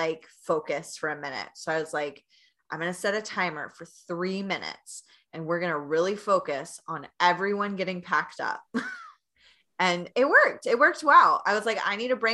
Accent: Knoxville, Tennessee, United States; moved away as an adult; now in Chicago, United States; I came from Knoxville, Tennessee, not as much traffic. Yeah, I'm a Southern girl

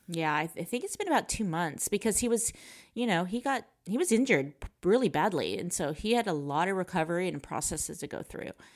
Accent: United States; I'm American

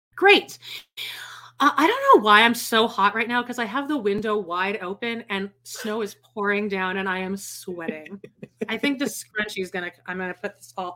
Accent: Canada; I'm Canadian

